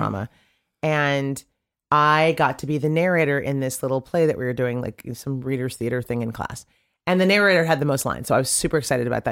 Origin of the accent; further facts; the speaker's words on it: Sacramento, California, United States; growing up in Sacramento